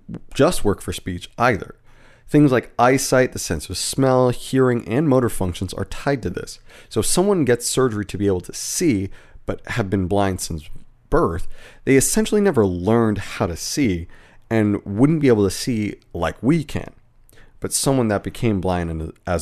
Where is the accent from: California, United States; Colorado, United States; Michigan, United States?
California, United States; Southern; I grew up in Southern California